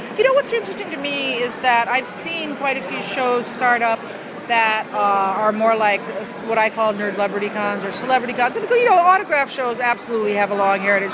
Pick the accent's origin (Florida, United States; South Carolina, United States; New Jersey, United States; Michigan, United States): New Jersey, United States; I, am also a child of Jersey